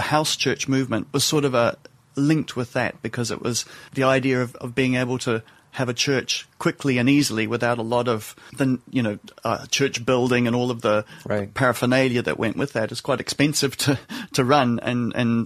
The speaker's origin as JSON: {"language": "English", "town": "Cambridge", "region": "Waikato", "country": "New Zealand", "tie": "born or raised there", "also_born_or_lived": "Malaysia", "accent": "New Zealand", "moved": "as an adult", "lives_now": "London, United Kingdom", "said": "the accent comes from New Zealand. So I grew up in New Zealand."}